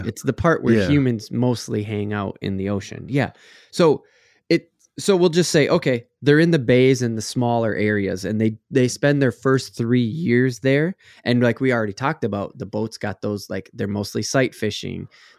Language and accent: English; Texas, United States; I got to throw in, because I came from Texas, you know, Parks and Wildlife.